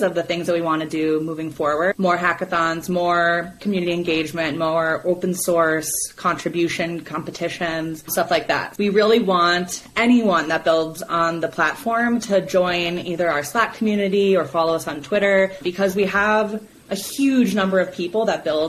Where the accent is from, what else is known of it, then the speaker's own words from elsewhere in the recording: Minnesota, United States; now in Colorado, United States; I live in Colorado, and I'm from Minnesota